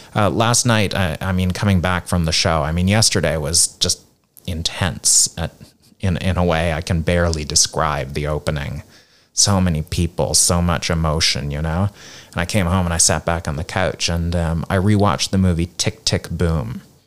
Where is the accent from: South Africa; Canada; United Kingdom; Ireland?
Canada; Nova Scotia; moved away as an adult; also born or lived in South Korea / United States / India; now in Hong Kong; I'm from Canada originally, uh, Nova Scotia, which is the east coast of Canada